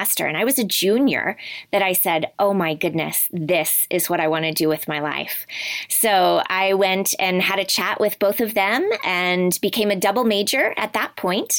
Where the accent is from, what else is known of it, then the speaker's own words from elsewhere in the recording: Oklahoma City, Oklahoma, United States; I grew up in Oklahoma City, and if you know much about Oklahoma, really Baptist is the dominant option.